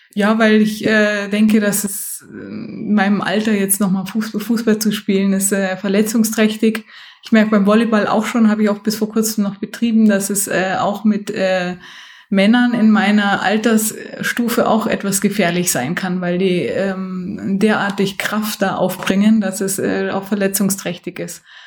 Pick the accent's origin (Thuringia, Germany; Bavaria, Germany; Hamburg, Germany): Bavaria, Germany; Munich; moved away as an adult; now in Bad Wörishofen, Germany; Ich bin ja in München aufgewachsen